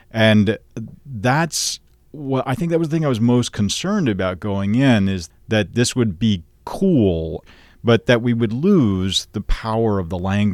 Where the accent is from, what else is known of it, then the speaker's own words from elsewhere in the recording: Nashville, Tennessee, United States; One is, you know, I grew up in Nashville, Tennessee. And at that point, we didn't have a Shakespeare company there.